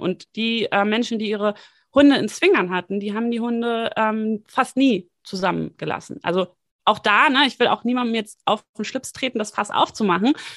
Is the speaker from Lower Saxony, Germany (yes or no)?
no; Hamburg, Germany; moved away as an adult; also born or lived in Bonn; Ich bin ähm, in Hamburg geboren, habe mal fünf Jahre, wie gesagt, eben in Bonn gelebt zwischendurch